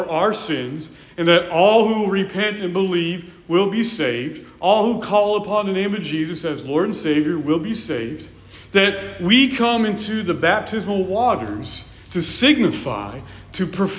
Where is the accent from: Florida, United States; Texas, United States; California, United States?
California, United States; When I was a kid, growing up in California